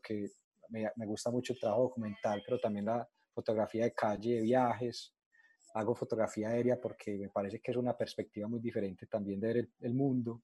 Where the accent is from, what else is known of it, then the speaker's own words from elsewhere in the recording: Colombia; yo soy colombiano